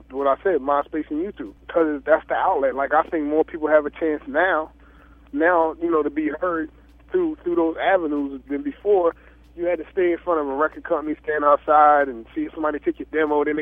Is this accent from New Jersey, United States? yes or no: yes; New Jersey, United States; I try to keep keep my mindset that I'm from Jersey, from South Jersey, from